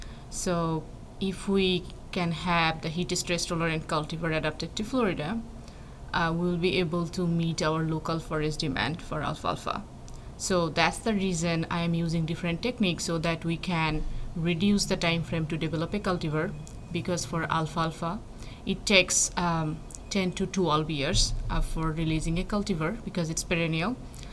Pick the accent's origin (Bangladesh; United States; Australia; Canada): Bangladesh; English is a second language; Well, I am from a developing country. If you know, Bangladesh is a developing country